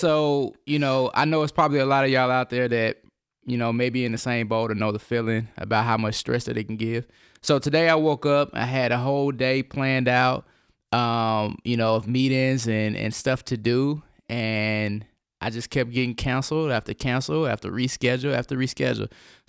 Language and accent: English; Nashville, Tennessee, United States; Yes, for sure, because we're actually from Nashville.